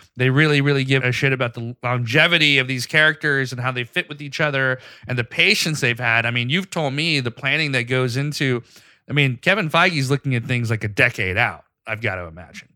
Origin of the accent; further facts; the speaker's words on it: Pakistan; moved away; I grew up in Pakistan